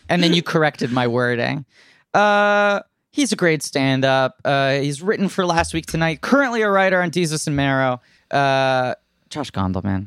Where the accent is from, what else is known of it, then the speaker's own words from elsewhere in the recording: New York City, New York, United States; I grew up here. I'm born and raised in New York